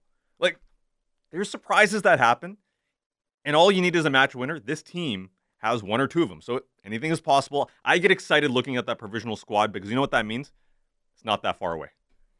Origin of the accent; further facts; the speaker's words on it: Canada; De Bruyne scares the living hell out of me as a Canadian soccer fan.